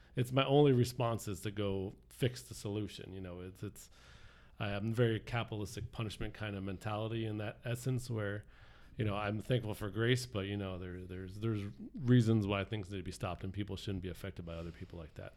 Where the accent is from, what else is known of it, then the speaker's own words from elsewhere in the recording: South Florida, United States; I grew up here in South Florida